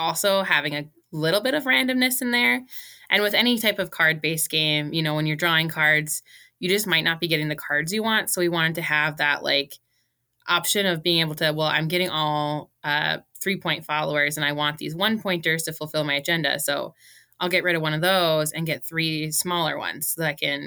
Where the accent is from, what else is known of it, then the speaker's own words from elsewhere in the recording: Bejou, Minnesota, United States; my hometown is Bijou, Minnesota